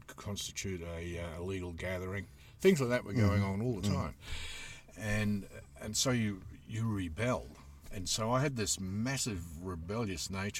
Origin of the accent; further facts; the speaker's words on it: Queensland, Australia; I grew up in Queensland